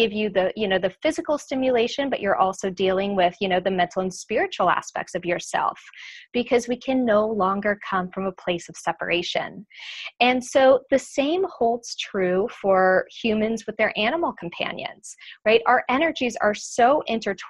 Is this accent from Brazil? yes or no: yes; São Paulo, Brazil; moved away; I grew up in Brazil, in São Paulo